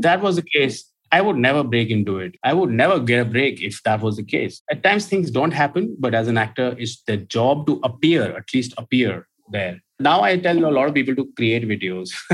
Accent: Gurgaon, Haryana, India; I'm not from Bombay. I lived in Gurgaon all my life. And Gurgaon that time was a small town which is now Gurugram

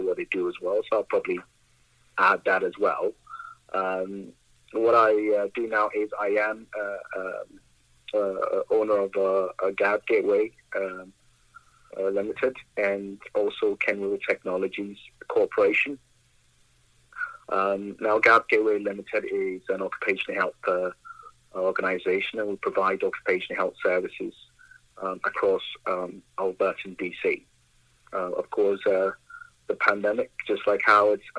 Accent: Ghana; also born or lived in Vancouver, Canada; now in Brooks, Canada; I'm from Ghana, Africa, West Africa

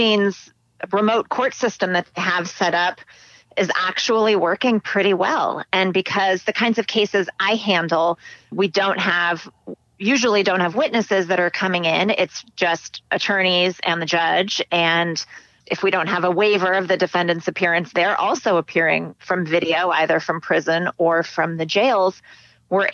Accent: Scottsdale, Arizona, United States; moved away as an adult; also born or lived in Hanover, New Hampshire; I grew up in Scottsdale, Arizona

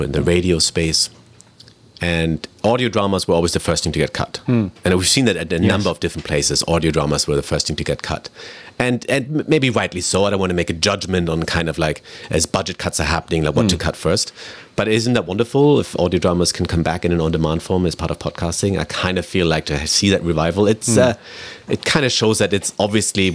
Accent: Germany; also born or lived in United Kingdom; now in Vancouver, Canada; I grew up in Germany and I lived in the UK. I've been in Canada for 10 years

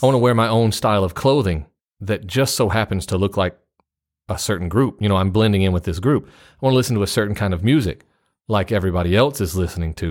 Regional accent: United States; It's real easy as an American to stick out in Japan

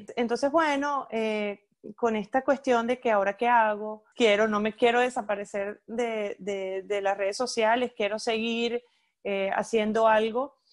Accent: Ciudad Guayana, Bolívar, Venezuela; moved away; also born or lived in Caracas; soy de Puerto Ordaz, aunque nací en Caracas, soy caraqueña de nacimiento, pero bueno, mi crianza fue toda en Puerto Ordaz

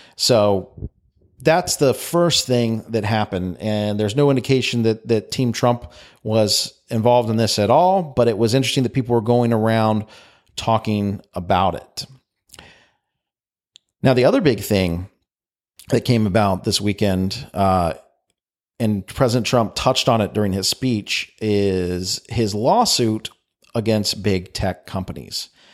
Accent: United States; I'm American

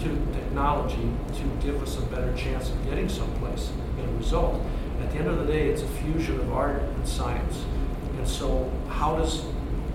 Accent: United States; as an American and belong to the American Association

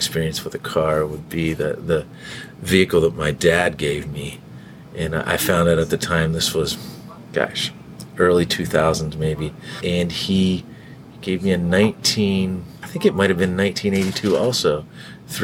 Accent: Northeastern Ohio, United States; moved away as an adult; also born or lived in New York City; now in Cincinnati, United States; I'm from Northeastern Ohio. I grew up there. My dad lived in New York City, so I spent a lot of time in New York City growing up in a small town, so kind of big town, little town, which I think is why I ended up in Cincinnati.

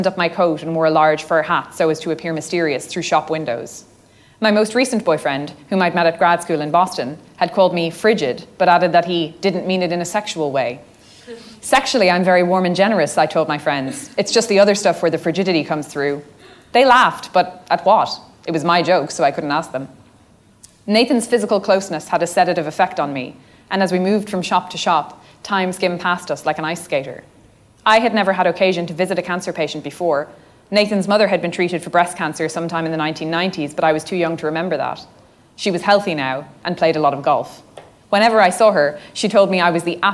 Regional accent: Ireland; I mean, obviously I am Irish and both my parents are Irish. I've literally always lived in Ireland. I've never lived anywhere else.

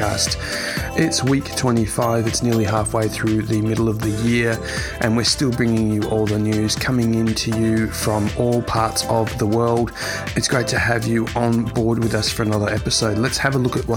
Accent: Australia; my hometown country of Australia

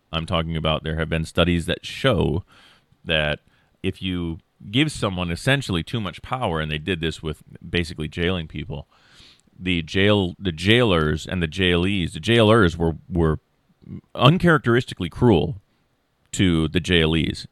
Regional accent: Iowa, United States; I'm a lackey from Iowa who has a general studies

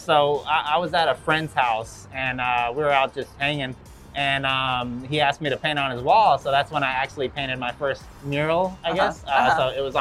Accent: Los Angeles, California, United States; Growing up in Venice

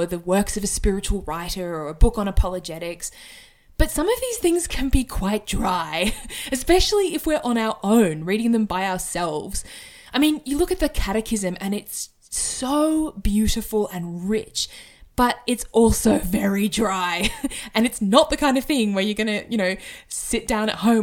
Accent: Sydney, New South Wales, Australia; moved away as an adult; now in Brisbane, Australia; I currently live in Brisbane in Australia, although I am originally from Sydney.

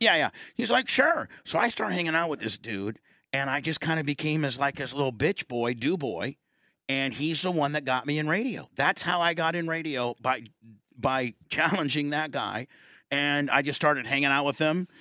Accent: Warsaw, Indiana, United States; moved away; growing up in Warsaw, Indiana

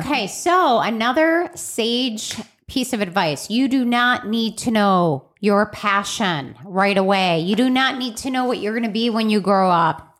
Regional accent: Chicago, Illinois, United States; I grew up in Chicago

